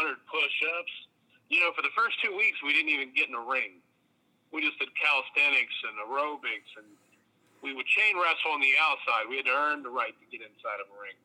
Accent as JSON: {"language": "English", "area": "Athens County", "region": "Southeastern Ohio", "country": "United States", "tie": "born or raised there", "said": "I'm actually from Southeastern Ohio"}